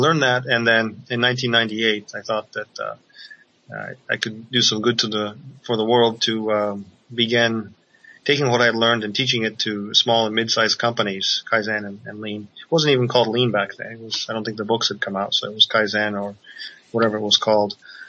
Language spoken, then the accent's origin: English; Japan; Being born and raised in Japan, I was given the gift of being able to speak, read, and write Japanese as well as English.